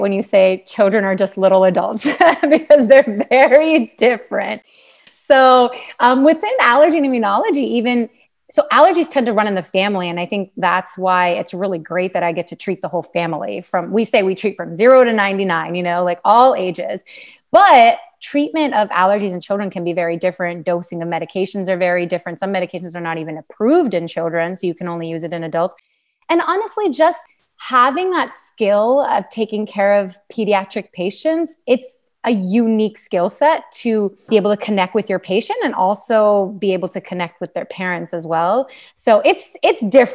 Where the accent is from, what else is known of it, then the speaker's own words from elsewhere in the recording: Pennsylvania, United States; I'm from Pennsylvania, actually kind of born and bred there.